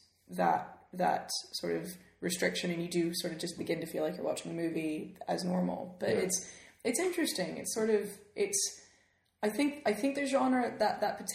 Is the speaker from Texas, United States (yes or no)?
no; Memphis, Tennessee, United States; moved away as an adult; now in United Kingdom; I grew up in Memphis, Tennessee